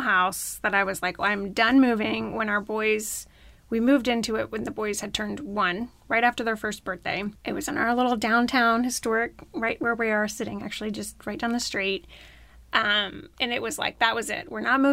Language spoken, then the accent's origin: English; Florida, United States; now in Arkansas, United States; I grew up in Florida